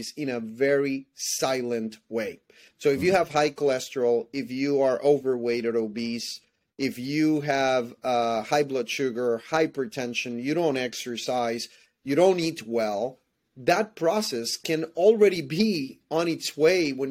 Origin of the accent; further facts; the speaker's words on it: Puerto Rico; English is a second language; moved away as an adult; also born or lived in Dallas, Texas / Baltimore, Maryland; now in United States; I'm originally from Puerto Rico, so I speak more Spanish than English, I would say.